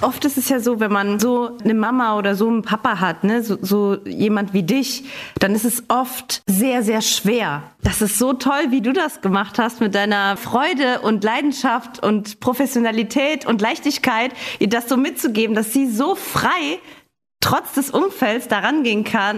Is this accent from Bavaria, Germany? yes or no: no; Saarland, Germany; hier im Saarland, wo ich herkomme